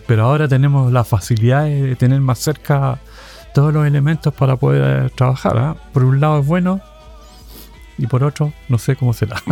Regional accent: Valparaíso, Chile; moved away; Yo soy del Cerro Las Cañas

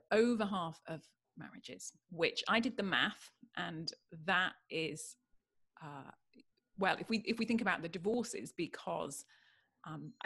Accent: United Kingdom; now in California, United States; I'm British

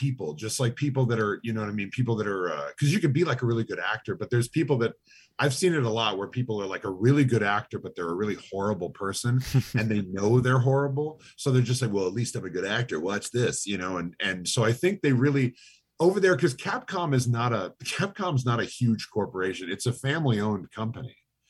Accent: Lake Stevens, Washington, United States; Seattle. I'm from Lake Stevens, Washington.

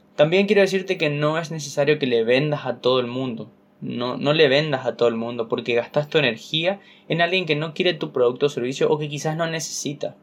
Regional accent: Corrientes, Argentina; en Corrientes, mi ciudad

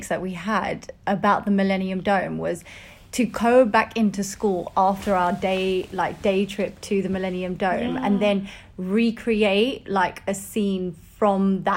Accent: Ilford, London, United Kingdom; also born or lived in Barking, East London / Essex; I was raised in Ilford, Essex.

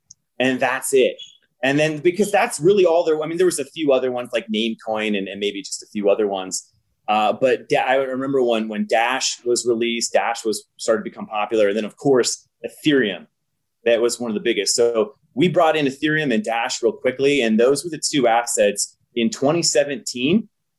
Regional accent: Nebraska, United States; I'm a software engineer, born and raised in Nebraska.

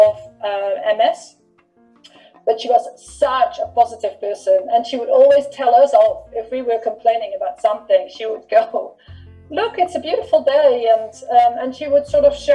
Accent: Netherlands; when I grew up in the Netherlands

